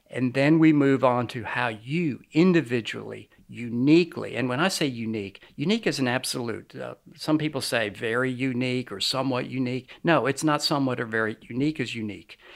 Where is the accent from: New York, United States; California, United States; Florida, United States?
New York, United States; also born or lived in Lynchburg, Virginia; I was born in Lynchburg, Virginia, but I basically grew up outside of New York City. Uh, I've lost my accent, as you can probably tell.